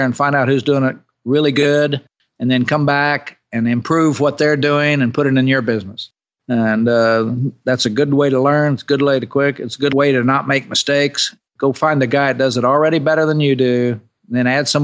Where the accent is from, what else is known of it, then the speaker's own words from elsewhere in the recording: Oklahoma, United States; I'm from Oklahoma